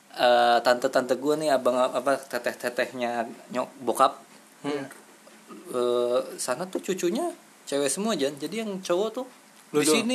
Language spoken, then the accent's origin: Indonesian; Cileungsi, West Java, Indonesia; gue mah gede gede di Cilengsi iya. asli gitu jadi pulang ngumpul teh di BPM ada tuh kampung di BPM di Cilengsi